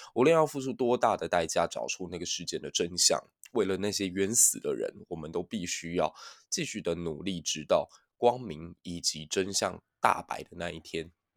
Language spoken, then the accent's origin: Chinese; Taiwan; 身为一个台湾人